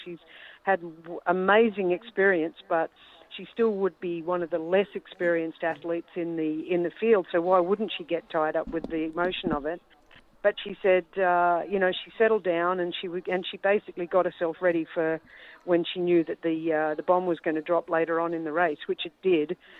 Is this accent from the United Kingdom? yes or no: no; Australia; as an Australian